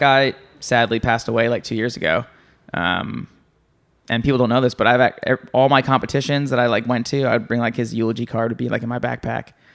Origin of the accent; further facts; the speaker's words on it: New Jersey, United States; I'm from New Jersey.